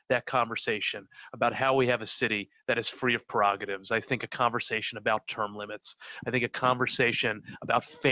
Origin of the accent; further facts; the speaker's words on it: Philadelphia, Pennsylvania, United States; I organized in Kensington, which was where I was born, very close to where I grew up. I grew up in Fishtown.